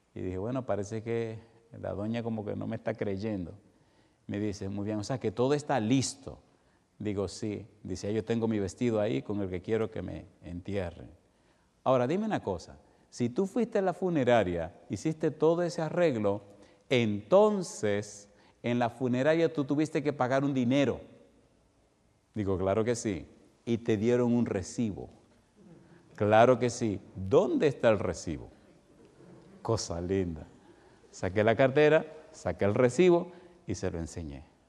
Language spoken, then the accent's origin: Spanish; Dominican Republic; siendo como soy, dominicano de sangre caliente